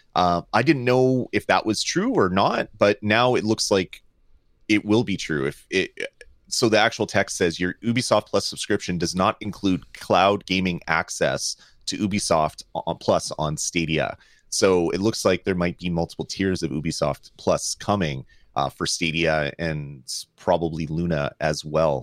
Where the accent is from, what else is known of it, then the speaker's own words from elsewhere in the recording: Canada; I love Canada. I love being Canadian.